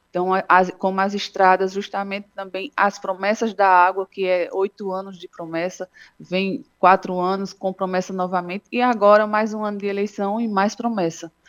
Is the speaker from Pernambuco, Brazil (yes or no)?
yes; Santa Cruz do Capibaribe, Pernambuco, Brazil; venho da região do Agreste, é, nasci e cresci dentro do Polo de Confecções, né, antigamente na Sulanca